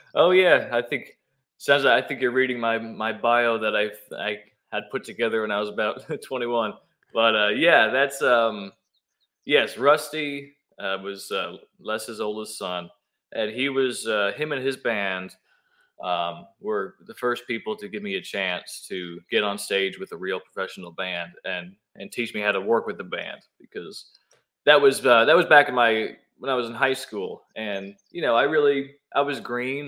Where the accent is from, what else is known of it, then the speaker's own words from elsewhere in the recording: Newburgh, New York, United States; moved away as an adult; also born or lived in Washingtonville, New York; now in Nashville, United States; I was born in Newburgh, went to high school in Washingtonville. I spent the first 20 years of my life uh, growing up in the Hudson Valley